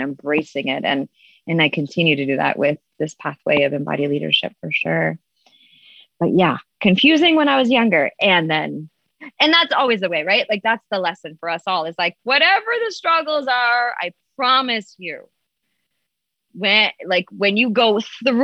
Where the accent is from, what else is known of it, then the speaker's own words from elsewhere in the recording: Toronto, Ontario, Canada; moved away as an adult; also born or lived in Vancouver, British Columbia; now in United States; I was 19 and I moved from Toronto area